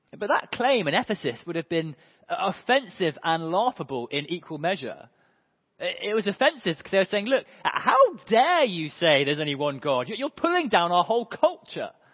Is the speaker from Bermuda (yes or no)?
no; United Kingdom; also born or lived in Hove; we're in Hove and we're British